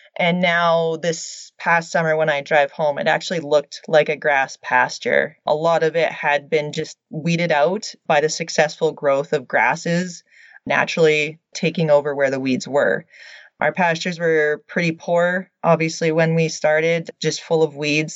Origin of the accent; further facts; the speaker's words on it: Radium Hot Springs, British Columbia, Canada; moved away as an adult; also born or lived in Lethbridge, Alberta / Edmonton, Alberta; now in Alberta, Canada; I'm originally from Radium Hot Springs, BC. I grew up a small town country girl